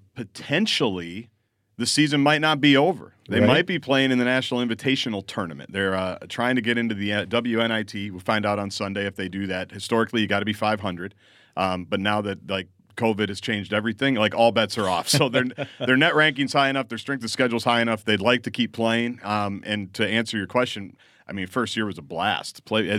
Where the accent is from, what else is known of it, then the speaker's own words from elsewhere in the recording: Midwest, United States; But I'm like you. I grew up in Big Ten country. I grew up watching every arena.